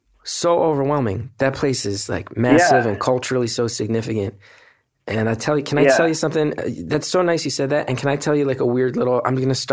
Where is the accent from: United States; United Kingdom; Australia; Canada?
United States; West Orange, New Jersey; I'm from West Orange, which is right next to Montclair, yeah.